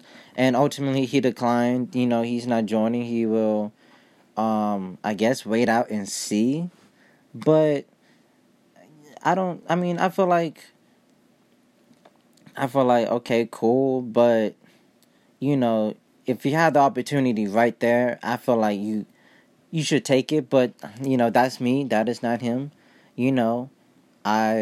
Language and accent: English; Ohio, United States; moved away; I was born in Ohio